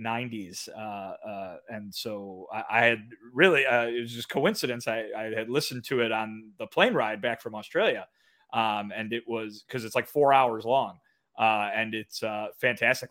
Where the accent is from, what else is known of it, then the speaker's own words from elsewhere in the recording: Kane County, Illinois, United States; my hometown is the home of the Kane County Cougars